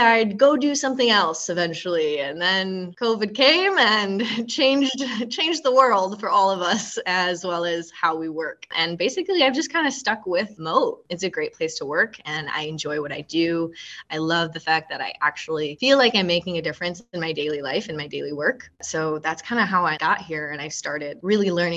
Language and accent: English; Michigan, United States; moved away; I'm actually from Michigan. I grew up in Michigan